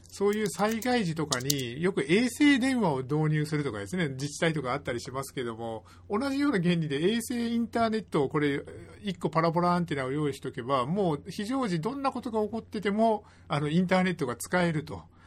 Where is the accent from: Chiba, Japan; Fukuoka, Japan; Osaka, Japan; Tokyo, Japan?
Fukuoka, Japan; Kitakyushu; そんな北九州市出身なので